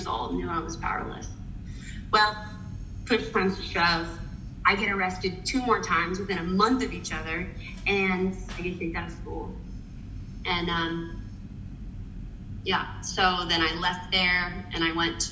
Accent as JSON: {"language": "English", "town": "Nashville", "region": "Tennessee", "country": "United States", "accent": "Southern", "moved": "yes", "lives_now": "New York City, United States", "said": "I'm from Nashville, Tennessee, so you may hear a little Southern accent poking through sometimes."}